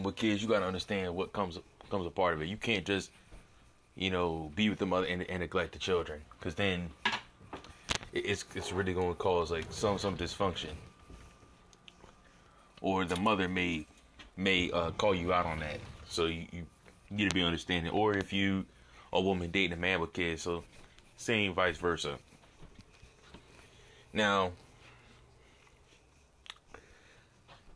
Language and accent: English; Arizona, United States; I'm from Arizona